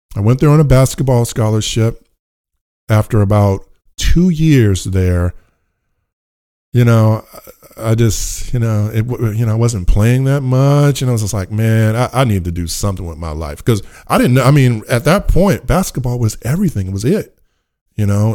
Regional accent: Richmond, California, United States; I grew up in Richmond, California

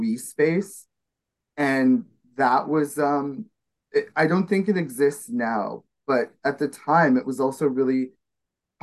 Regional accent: Winnipeg, Manitoba, Canada; moved away; here in Winnipeg, Manitoba, which is my hometown that I'm visiting

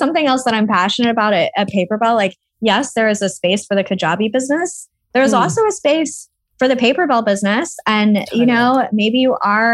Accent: Austin, Texas, United States; moved away as an adult; now in United Kingdom; I'm originally from Austin. That's right. Austin, Texas.

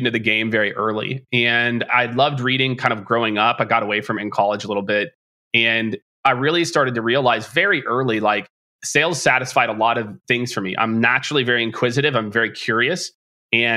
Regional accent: Lee's Summit, Missouri, United States; I grew up on the Missouri side. Lee Summit's the name of the city I grew up

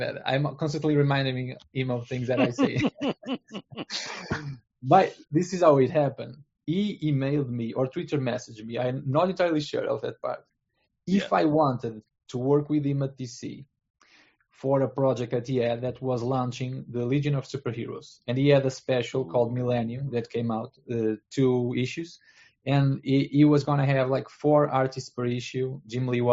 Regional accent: Portugal; I'm at Portugal, and I'm from Portugal. I live here. I live here my entire life

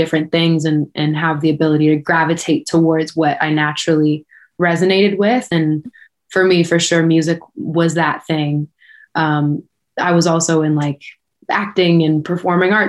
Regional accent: Oakville, Ontario, Canada; Born and raised just outside of Toronto, a town called Oakville. This has been home my whole life.

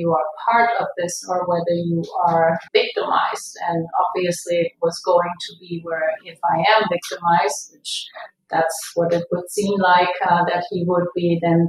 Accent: Germany; moved away as an adult; now in Irvine, United States; I am originally from Germany

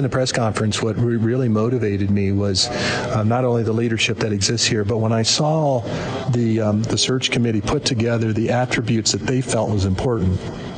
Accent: Midwest, United States; I grew up in the Midwest

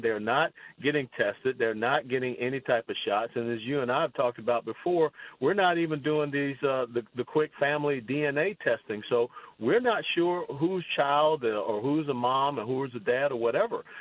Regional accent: Georgia, United States; also born or lived in Tennessee; now in Texas, United States; I'm living here as a Texan now, but also because I was born and raised in Georgia

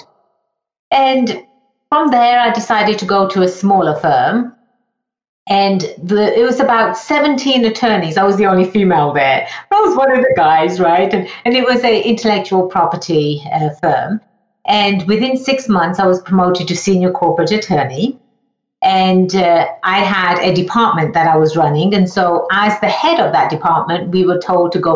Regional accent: England, United Kingdom; moved away as an adult; now in United States; I was born and raised in England, hence the funny accent.

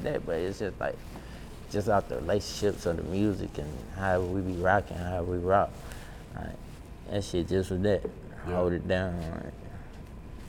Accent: Carolina, United States; I'm from Carolina

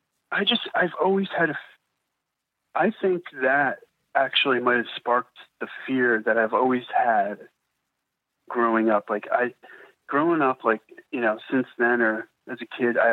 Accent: New Jersey, United States; I'm from New Jersey

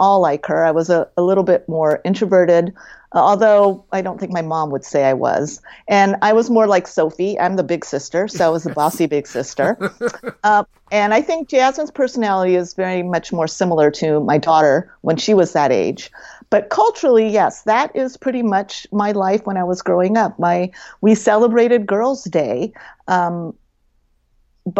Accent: Los Angeles, California, United States; moved away; I grew up in Los Angeles and I grew up with a multicultural population

